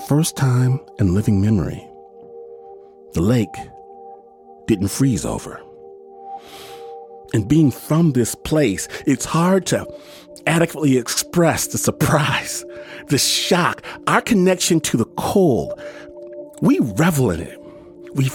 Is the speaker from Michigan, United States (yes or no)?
yes; Michigan, United States; moved away; I'm from Michigan, and this is a real thing in places I grew up.